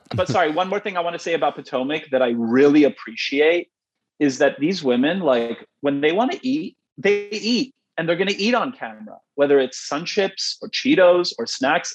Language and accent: English; Canada; I'm Canadian